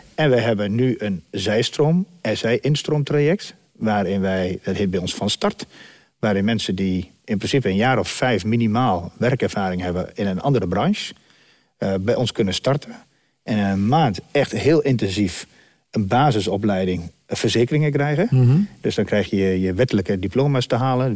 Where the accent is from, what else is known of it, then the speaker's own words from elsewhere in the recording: Dedemsvaart, Overijssel, Netherlands; Van oorsprong komen we uit Dedersaard